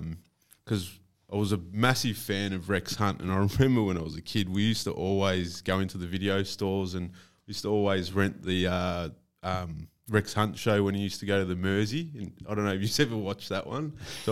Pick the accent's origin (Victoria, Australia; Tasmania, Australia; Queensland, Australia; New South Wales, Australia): Victoria, Australia; Mornington Peninsula; I was predominantly saltwater growing up on the Mornington Peninsula. It's pretty much all there is down there.